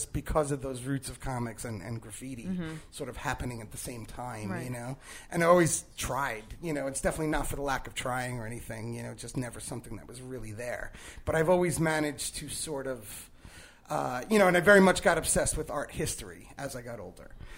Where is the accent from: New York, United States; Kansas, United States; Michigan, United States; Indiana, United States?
New York, United States; New York City; growing up in the Bronx, like, you know, everyone around me was some shade of brown